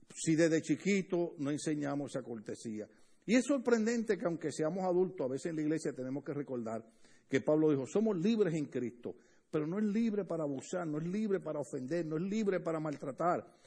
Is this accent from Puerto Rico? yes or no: yes; Puerto Rico; now in Los Angeles area, United States; casi toda la familia, en mi país casi toda la familia